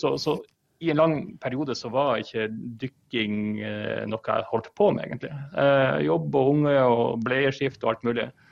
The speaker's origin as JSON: {"language": "Norwegian", "town": "Harstad", "region": "Troms", "country": "Norway", "moved": "yes", "lives_now": "Oslo, Norway", "said": "Jeg er fra Harstad."}